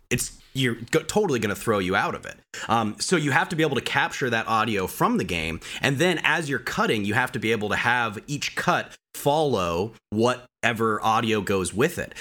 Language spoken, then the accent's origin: English; Colorado, United States; moved away as an adult; also born or lived in Orange County, California; I'm from Colorado originally, uh, born and raised, mountain boy.